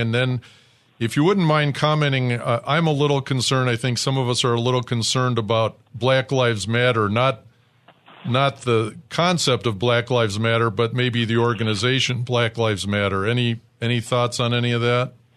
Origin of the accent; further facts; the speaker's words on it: suburb outside of Detroit, Michigan, United States; I was born in Detroit, but I grew up in an all white suburb outside of Detroit.